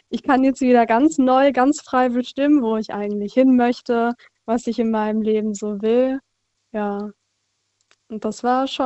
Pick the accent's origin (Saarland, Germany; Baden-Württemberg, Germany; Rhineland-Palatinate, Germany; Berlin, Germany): Rhineland-Palatinate, Germany; Frankenthal; Äh, aus Frankenthal.